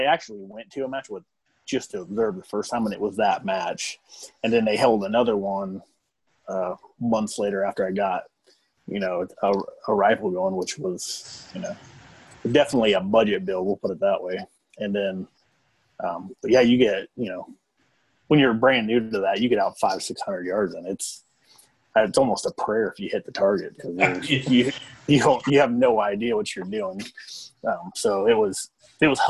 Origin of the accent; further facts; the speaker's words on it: Kansas, United States; I'm from Kansas originally. So, I mean, you grew up in Kansas, everybody hunts deer.